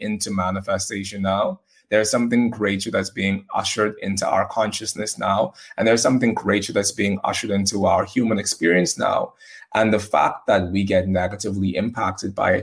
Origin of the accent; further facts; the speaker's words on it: Bahamas; I'm from the Bahamas, and in the Bahamas, we have hurricanes